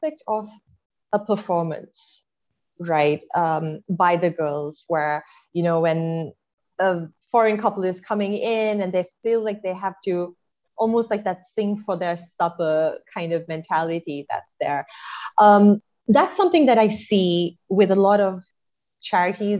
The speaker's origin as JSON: {"language": "English", "town": "Colombo", "region": "Western Province", "country": "Sri Lanka", "tie": "born or raised there", "also_born_or_lived": "United States", "moved": "as an adult", "said": "I grew up in Colombo"}